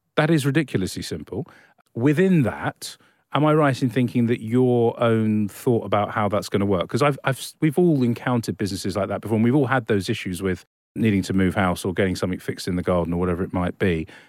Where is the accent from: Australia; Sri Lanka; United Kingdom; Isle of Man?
Australia; we're so Australian here